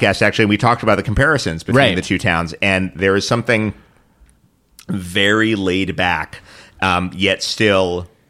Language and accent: English; New York City, New York, United States; I grew up in New York City.